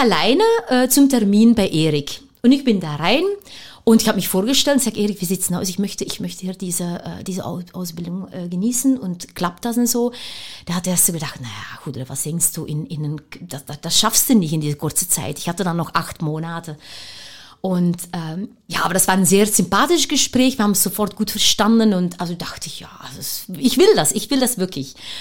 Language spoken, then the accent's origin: German; Leuven, Flanders, Belgium; German is a second language; moved away as an adult; also born or lived in Nigeria / Antwerp; now in Cottbus, Germany; wir sind ja beide Belgier. Wir kommen alle beide aus Löwen. Und wir sind groß geworden mit handgemachte, frische Pralinen